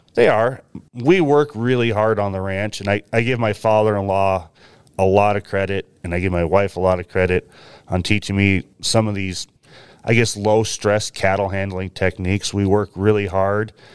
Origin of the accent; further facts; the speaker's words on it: Willamette Valley, about forty miles southwest of Portland, Oregon, United States; moved away as an adult; now in Washington, United States; I grew up in the Willamette Valley on, I guess, what most people would call a hobby farm